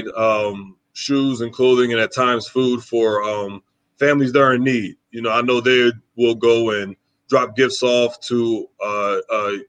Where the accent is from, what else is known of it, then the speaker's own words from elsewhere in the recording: New Jersey, United States; moved away as an adult; also born or lived in Wisconsin; I'm from New Jersey. I'm from South Jersey